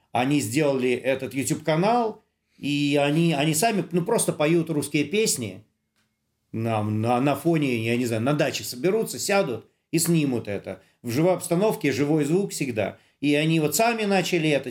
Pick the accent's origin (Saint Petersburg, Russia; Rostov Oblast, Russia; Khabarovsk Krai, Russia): Saint Petersburg, Russia; я-то сам коренной петербуржец